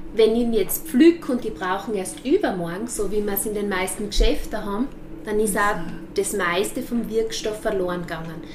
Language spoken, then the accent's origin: German; Austria; als Österreicher